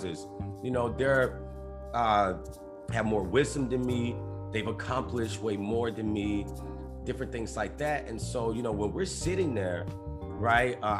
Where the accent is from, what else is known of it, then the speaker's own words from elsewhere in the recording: Alexandria, Louisiana, United States; moved away; I'm from Louisiana originally